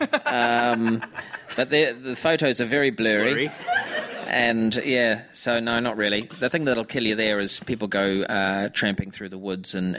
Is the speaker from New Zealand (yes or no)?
yes; New Zealand; moved away